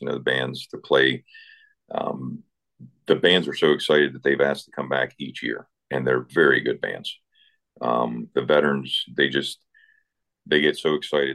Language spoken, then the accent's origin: English; Eastern Panhandle, West Virginia, United States; moved away; grew up in West Virginia in the Eastern Panhandle, a town of about uh, 600 people.